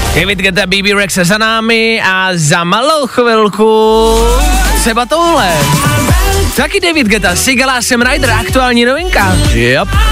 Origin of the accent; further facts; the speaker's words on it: Pilsen, Plzeň Region, Czechia; u nás v Plzni